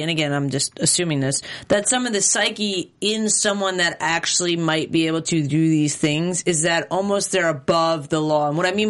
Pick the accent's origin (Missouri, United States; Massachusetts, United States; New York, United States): New York, United States; I am from New York, so I thought this woman was New York to the T.